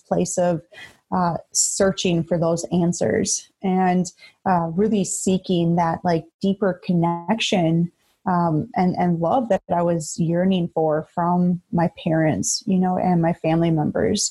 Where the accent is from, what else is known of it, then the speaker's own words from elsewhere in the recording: Beaver Dam, Wisconsin, United States; I come from a small rural town in Wisconsin. I was born and raised in Beaver Dam.